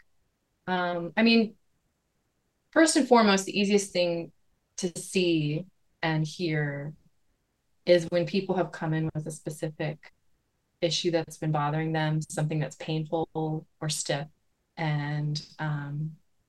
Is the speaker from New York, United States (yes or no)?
no; Lancaster County, Pennsylvania, United States; the little community I grew up in Lancaster County